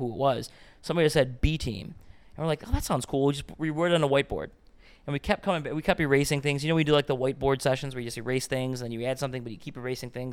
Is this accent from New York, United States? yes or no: yes; Cheektowaga, New York, United States; I'm a born and raised Western New Yorker, Buffalonian, grew up in Cheektowaga